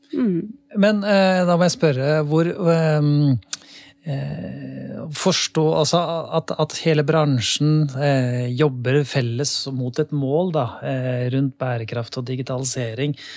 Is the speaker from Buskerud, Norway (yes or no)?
yes; Lier, Buskerud, Norway; jeg kommer fra Lier